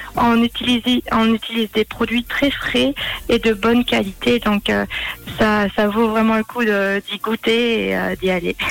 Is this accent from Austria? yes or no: yes; Austria; moved away as an adult; also born or lived in Switzerland / Côte d'Azur; j'ai grandi et je suis née en Autriche